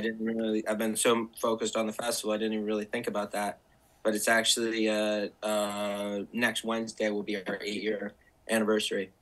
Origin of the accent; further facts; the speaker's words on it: Bridgewater, Vermont, United States; moved away as an adult; also born or lived in Brooklyn, New York; I grew up in Bridgewater. So, okay. so Bridgewater, is my hometown.